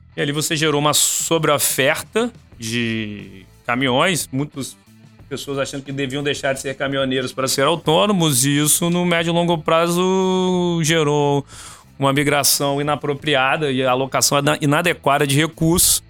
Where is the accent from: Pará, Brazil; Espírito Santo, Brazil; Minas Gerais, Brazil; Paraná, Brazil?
Espírito Santo, Brazil; Vitória; also born or lived in Rio de Janeiro; eu sou de Vitória, cresci aqui, estudei aqui até antes da faculdade, fui pro Rio